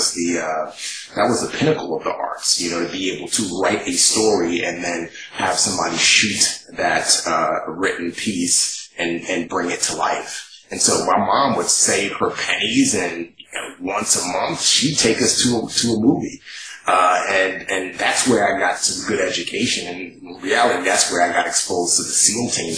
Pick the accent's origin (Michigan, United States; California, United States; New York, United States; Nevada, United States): New York, United States; New York City; also born or lived in Nigeria; we were poor, growing up in New York City